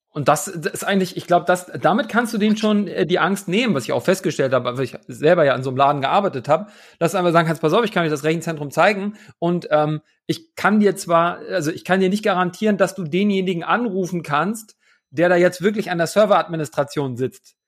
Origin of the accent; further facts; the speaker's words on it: Hamburg, Germany; now in Leipzig, Germany; nach Hamburg, in meine alte Heimat, aus dem wunderschönen Leipzig.